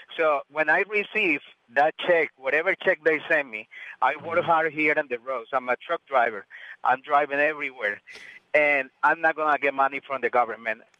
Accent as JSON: {"language": "English", "country": "Colombia", "moved": "yes", "lives_now": "United States", "said": "originally, I'm from Colombia, but I've been here in the States 30 years"}